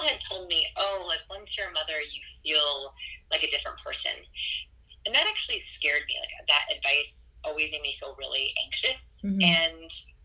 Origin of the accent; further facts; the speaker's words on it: Los Angeles, California, United States; also born or lived in Portland, Oregon; now in Austin, United States; I'm from Los Angeles, California, and then we used to live in Portland